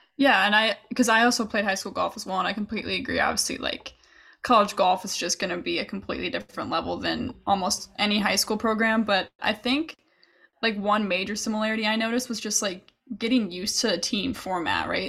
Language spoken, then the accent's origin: English; Chicago, Illinois, United States; I'm from Chicago